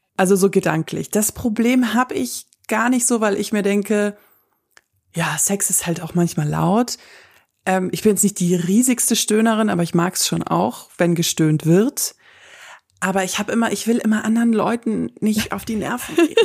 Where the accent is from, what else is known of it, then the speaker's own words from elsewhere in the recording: Southern Germany, Germany; wir wohnen ja im Süden von Deutschland und ich komme auch aus der Gegend